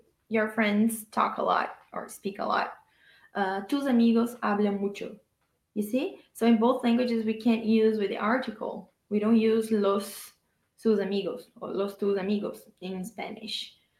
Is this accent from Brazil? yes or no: yes; Brazil; I'm from Brazil